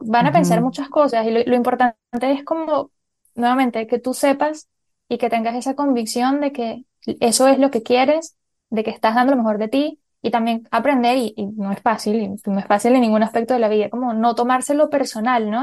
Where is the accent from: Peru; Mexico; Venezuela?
Venezuela; moved away as an adult; also born or lived in Colombia; yo nací en Colombia y me crié en Venezuela